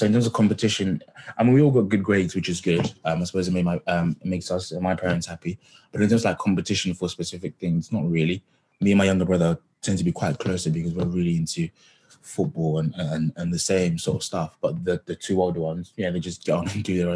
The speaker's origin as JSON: {"language": "English", "town": "Harlow", "region": "East of England", "country": "United Kingdom", "tie": "born or raised there", "said": "I grew up in Harlow. I went to secondary school here."}